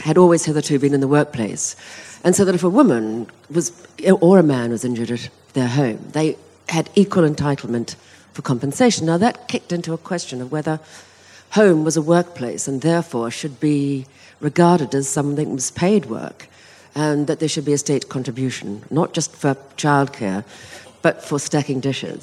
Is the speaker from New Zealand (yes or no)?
yes; New Zealand; I come from New Zealand